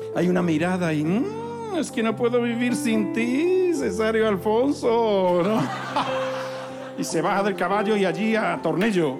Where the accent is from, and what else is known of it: Zafra, Extremadura, Spain; born or raised there